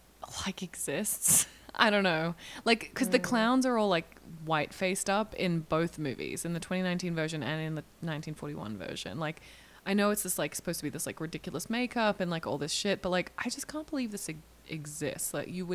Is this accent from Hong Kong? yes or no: yes; Hong Kong; Well, so Emily, you and I are Aussies. I mean, we had different upbringings. I grew up in Hong Kong.